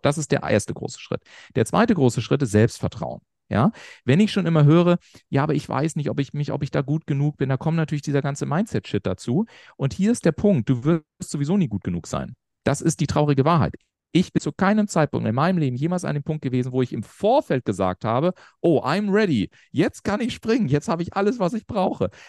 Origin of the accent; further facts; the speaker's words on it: Garmisch-Partenkirchen, Bavaria, Germany; ich komme so aus Garmisch-Partenkirchen, kleines Dorf in Bayern in Anführungszeichen